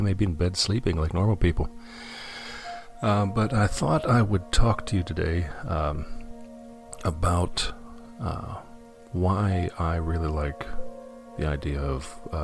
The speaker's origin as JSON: {"language": "English", "region": "Western Pennsylvania", "country": "United States", "tie": "born or raised there", "said": "I grew up in Western Pennsylvania, a very old part of our settled country"}